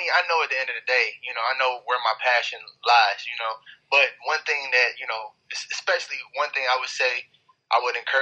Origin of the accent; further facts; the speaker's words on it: East Cleveland, Ohio, United States; also born or lived in Euclid, Ohio; I'm from East Cleveland.